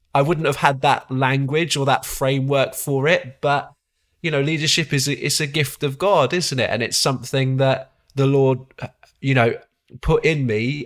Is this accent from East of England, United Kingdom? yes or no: no; Exeter, South West England, United Kingdom; also born or lived in Coventry; now in Malvern, United Kingdom; the church I was brought up in, uh, which was Isca Church in Exeter, my, my hometown